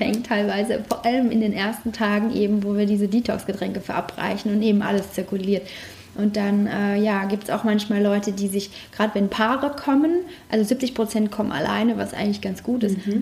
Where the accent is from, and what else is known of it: Germany